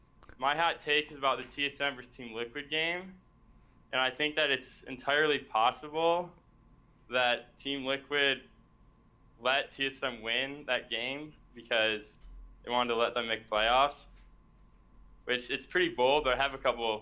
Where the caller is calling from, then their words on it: Chicago, Illinois, United States; I'm from Chicago.